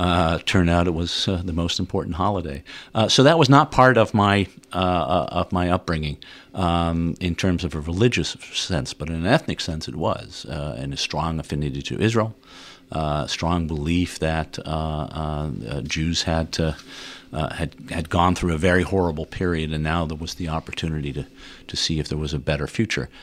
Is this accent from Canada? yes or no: no; Netherlands; moved away as an adult; now in United States; I grew up in Holland, uh, Dutch parents